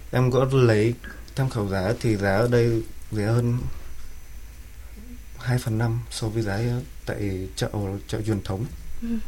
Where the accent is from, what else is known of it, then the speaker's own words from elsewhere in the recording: Sóc Sơn, Hanoi, Vietnam; Em sinh ra tại Sóc Sơn, ờ, một huyện ngoại thành của Hà Nội. Ờ, với xuất thân thì là nông dân.